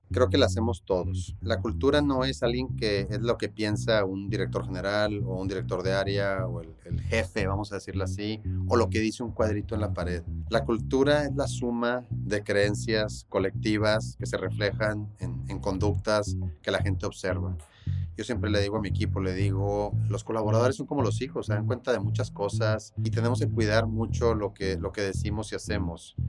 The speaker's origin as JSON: {"language": "Spanish", "town": "Monterrey", "region": "Nuevo León", "country": "Mexico", "tie": "born or raised there", "said": "nací aquí en Monterrey."}